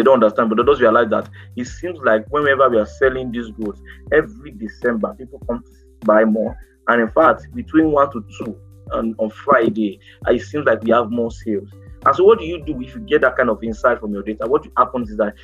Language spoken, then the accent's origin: English; Nigeria; Nigerian entrepreneurs